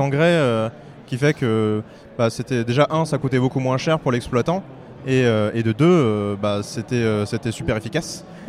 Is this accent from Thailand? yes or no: no; Brittany, France; moved away; also born or lived in Angoulême; j'ai fait mon enfance en Bretagne